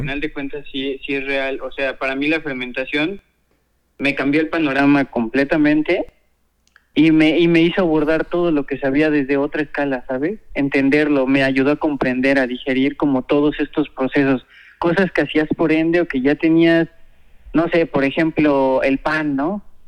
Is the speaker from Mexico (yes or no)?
yes; Puebla, Mexico; also born or lived in Guadalajara; soy originario de aquí de Puebla. Eh, nací aquí en Puebla